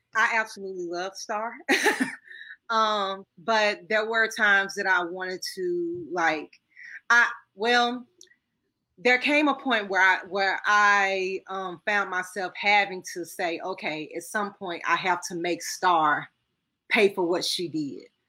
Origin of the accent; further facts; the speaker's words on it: Arkansas, United States; I'm from Arkansas